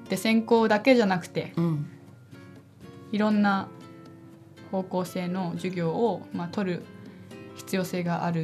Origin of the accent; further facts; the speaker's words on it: Beijing, China; born there; also born or lived in Japan; 中国生まれなんですよ北京で生まれて日本に帰って北京に行って